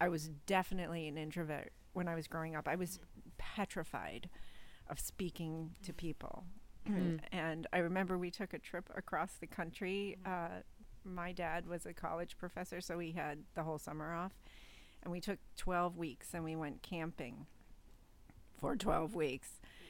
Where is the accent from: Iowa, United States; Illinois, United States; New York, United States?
New York, United States; Liverpool; In Liverpool, New York.